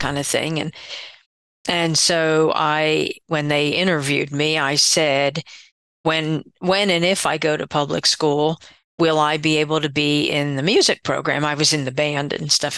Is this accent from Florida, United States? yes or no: no; Pottstown, Pennsylvania, United States; I was born and raised in Pottstown, Pennsylvania, which is about 30 miles west of Philadelphia, Pennsylvania.